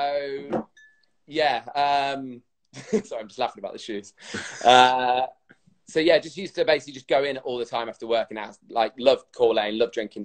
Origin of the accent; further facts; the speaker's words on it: Rugby, West Midlands, United Kingdom; moved away as an adult; also born or lived in North Yorkshire / Leeds; I was born in North Yorkshire, but I grew up in the Midlands. So I was kind of growing up in a place called Rugby.